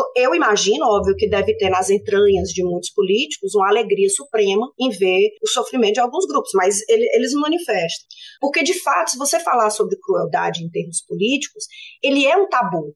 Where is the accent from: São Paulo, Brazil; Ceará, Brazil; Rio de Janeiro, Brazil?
Ceará, Brazil; Fortaleza; moved away as an adult; now in Sydney, Australia; eu sou de Fortaleza. É, nascida, criada, família toda lá em, Fortaleza